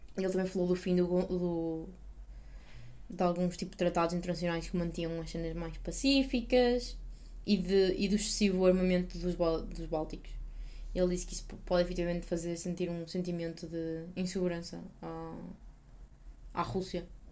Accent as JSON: {"language": "Portuguese", "country": "Portugal"}